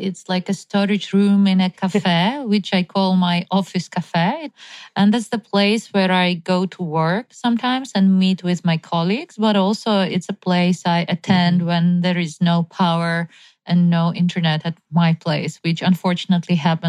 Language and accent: English; Ukraine; I'm from Ukraine. Back home, winters are dark and cold.